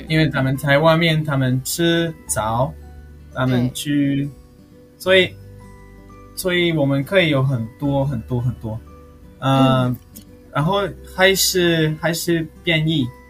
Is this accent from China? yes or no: no; Patagonia, Argentina; Chinese is a second language; moved away as an adult; now in Taiwan; 我二十八岁，我嗯。从阿根廷的南部过来了